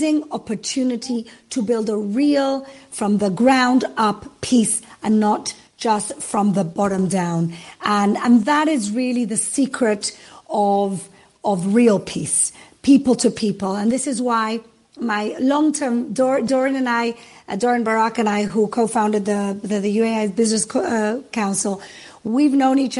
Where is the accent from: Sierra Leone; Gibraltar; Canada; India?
Gibraltar; I come from Gibraltar, which is opposite Morocco. My mom's from Morocco